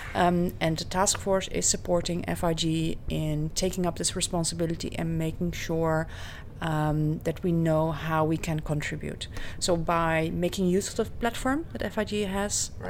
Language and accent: English; Netherlands; I'm from the Netherlands.